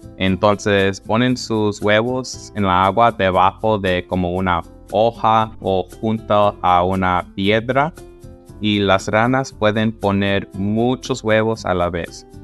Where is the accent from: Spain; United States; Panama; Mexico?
United States; Southern California; De donde soy, en el sur de California